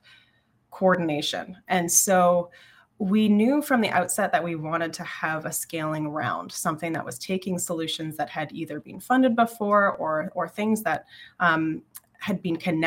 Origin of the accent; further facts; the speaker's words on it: Southwestern Ontario, Canada; now in Ottawa, Canada; I live in Ottawa now, but I grew up in Southwestern Ontario